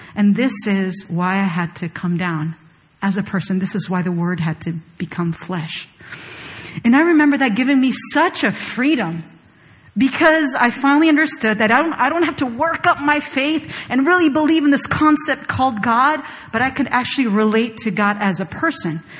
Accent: Chile; moved away; I was born and raised in Chile, and there are very few Koreans in Chile.

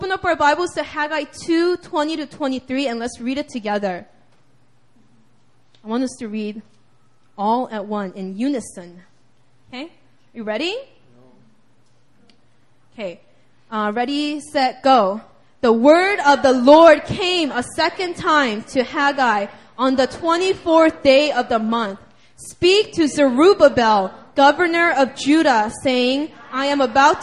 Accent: United States; I'm from the United States of America. I'm a U.S. citizen

